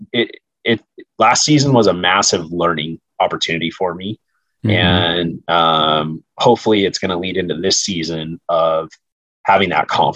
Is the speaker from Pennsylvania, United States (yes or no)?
no; Southern California, United States; the opportunities, you know, for hunting were extremely limited growing up in Southern California